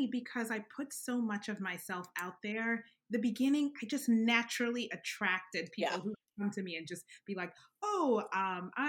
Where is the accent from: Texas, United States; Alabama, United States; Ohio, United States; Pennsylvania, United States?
Alabama, United States; now in New York, United States; until I came to New York, I didn't realize how much of a bubble it was. Um, I would definitely Alabama's very black and white.